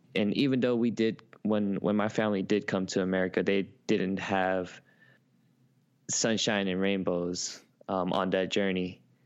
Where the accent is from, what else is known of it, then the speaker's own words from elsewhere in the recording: Oakland, California, United States; moved away as an adult; also born or lived in San Francisco; now in New York, United States; I was born in San Francisco, but raised in Oakland, California.